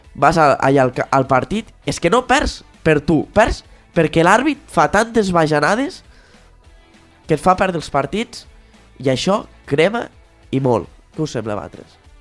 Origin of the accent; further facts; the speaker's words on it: Balaguer, Catalonia, Spain; Jo sóc de Balaguer